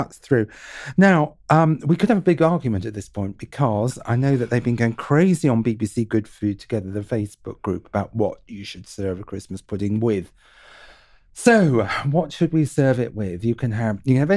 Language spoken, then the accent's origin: English; Devon, South West England, United Kingdom; I'm from Devon